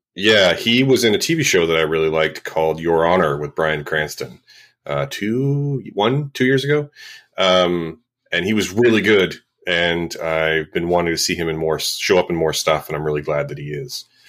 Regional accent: Vancouver, British Columbia, Canada; Viv is my hometown festival

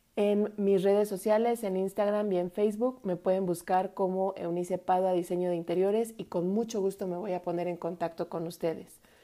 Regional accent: Mexico; cantábamos a todo pulmón y con mucho sentimiento como buenos mexicanos

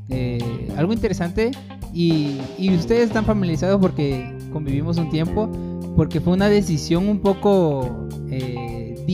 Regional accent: Arriaga, Chiapas, Mexico; born there; De aquí de Arriaga.

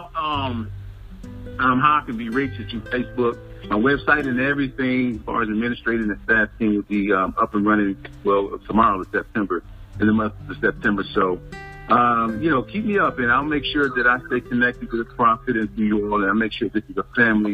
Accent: Detroit, Michigan, United States; moved away as an adult; also born or lived in Chicago Metro area; now in Charlotte, United States; I just relocated to Charlotte. I'm originally from the Metro Detroit area

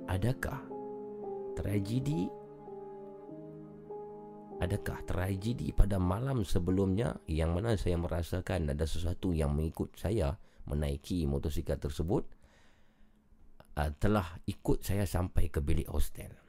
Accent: Machang Bubuk, Penang, Malaysia; Saya dari Penang Penang cantik Zul ya. Penang di mana tu? Di Macang Bubuk

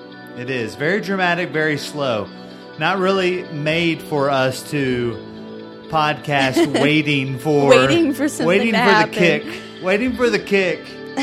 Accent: Bridgeport, Connecticut, United States; Born and raised in Bridgeport.

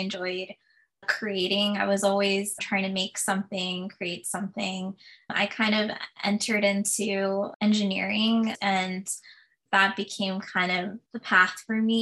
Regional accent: Florida, United States; moved away as an adult; also born or lived in Pittsburgh, Pennsylvania; now in Los Angeles, United States; I grew up in Florida

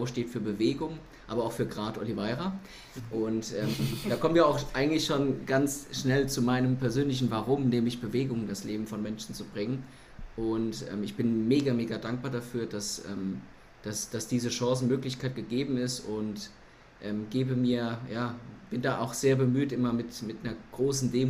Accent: Lohnsfeld, Rhineland-Palatinate, Germany; also born or lived in Kaiserslautern; geboren bin ich in Kaiserslautern. Ähm, dort bin ich auch eine Zeit lang aufgewachsen, laut Rebube, und ähm, bin dann später nach Lohnsfeld gezogen als mein Bruder auf die Welt kam

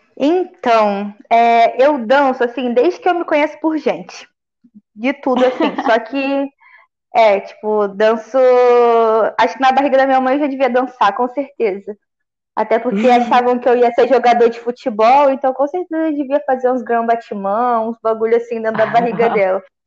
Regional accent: Volta Redonda, Rio de Janeiro, Brazil; Eu sou de Volta Redonda, né? Interior do Rio. Então hum. eu morava num bairro mais pra periferia

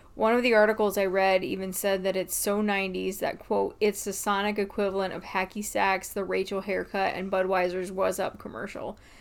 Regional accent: United States; I'm an American.

